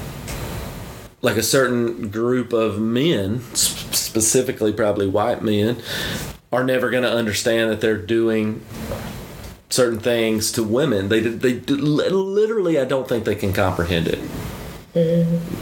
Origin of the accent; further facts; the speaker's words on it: Alabama, United States; now in Woodstock, United States; I grew up in Alabama